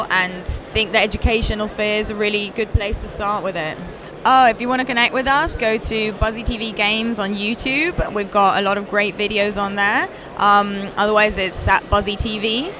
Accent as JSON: {"language": "English", "country": "Italy", "accent": "British", "lives_now": "Wollongong, Australia", "said": "I'm from Italy, but I've come here from Australia, from Wollongong."}